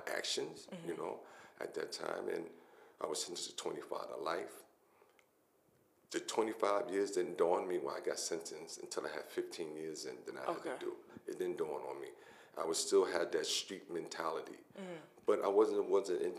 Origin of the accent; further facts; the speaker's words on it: New York City, New York, United States; I'm a Brooklynite. I'm born and raised in Brooklyn